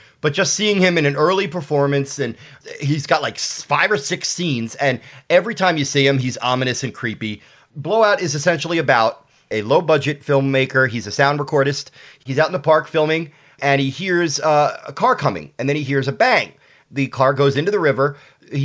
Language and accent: English; Philadelphia, Pennsylvania, United States; also born or lived in Austin, Texas; I'm born and raised in Philadelphia. I've lived in Austin a few times throughout my life, but Philadelphia is my first and only home. I grew up obsessed with movies that were shot in and around Philadelphia.